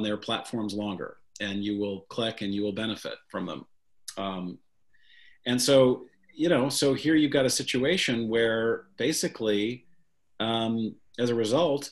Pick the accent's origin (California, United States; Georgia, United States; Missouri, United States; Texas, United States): Missouri, United States; St. Louis; growing up in St. Louis, Missouri